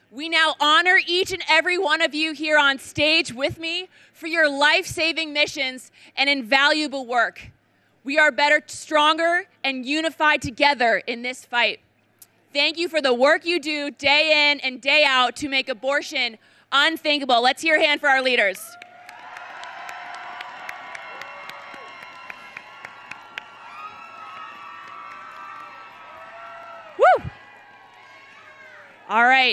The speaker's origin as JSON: {"language": "English", "region": "Connecticut", "country": "United States", "tie": "born or raised there", "said": "from Connecticut, my home state"}